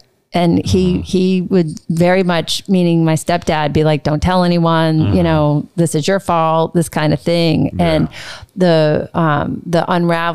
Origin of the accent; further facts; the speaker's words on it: New Orleans, Louisiana, United States; moved away as an adult; also born or lived in Dallas / New York / Los Angeles / Vancouver; growing up in New Orleans